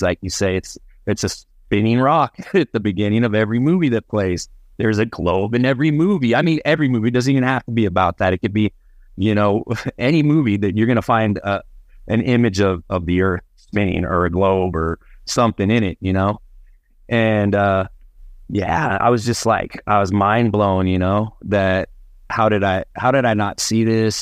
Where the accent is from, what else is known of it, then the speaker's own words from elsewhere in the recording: Albuquerque, New Mexico, United States; also born or lived in Phoenix, Arizona; I was born here in Albuquerque, but my family, uh, hails from the northern part of the state, a place called Las Vegas, New Mexico